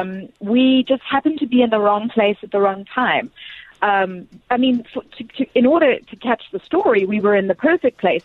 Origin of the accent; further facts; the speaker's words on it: Bulawayo, Zimbabwe; now in Atlanta, United States; born and raised in Zim